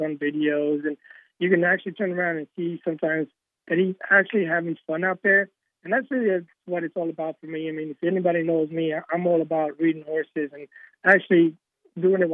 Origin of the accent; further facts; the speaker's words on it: Kentucky, United States; moved away; also born or lived in New York; Since we're from Kentucky originally, you know, it's just something I grew up in.